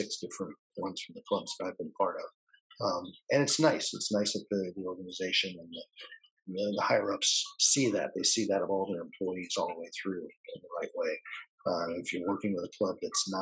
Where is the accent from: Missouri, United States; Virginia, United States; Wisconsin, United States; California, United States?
California, United States; Growing up in California, I was a Beach Boys fan